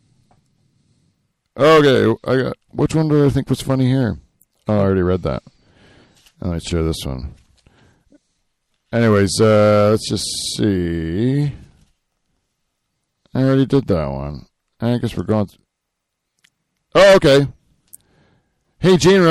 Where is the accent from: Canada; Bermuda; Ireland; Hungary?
Canada; because we're Canadian